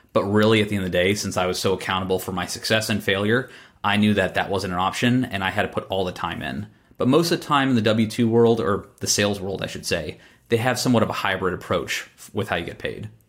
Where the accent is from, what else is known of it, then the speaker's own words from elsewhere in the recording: Boston, Massachusetts, United States; when I was born in Boston